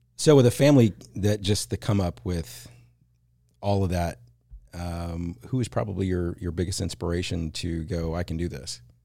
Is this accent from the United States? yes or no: yes; Plano, Texas, United States; I grew up in the Plano, Dallas area.